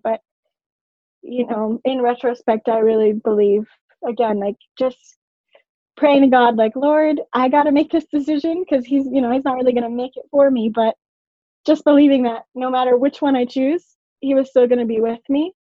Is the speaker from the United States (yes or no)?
yes; Orlando, Florida, United States; moved away as an adult; also born or lived in Puerto Rico; I moved from Puerto Rico when I was four, went to Orlando